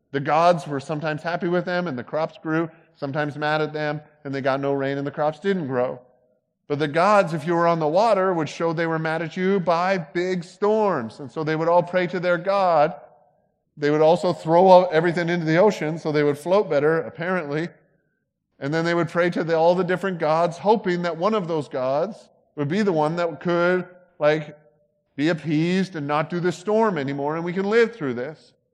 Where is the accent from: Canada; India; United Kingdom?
Canada; now in United States; I'm from there